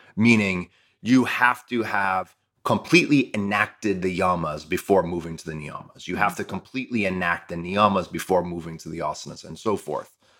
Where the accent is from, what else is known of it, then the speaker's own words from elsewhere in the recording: Toledo, Ohio, United States; My Spanish is really good from leaving, from growing up in Toledo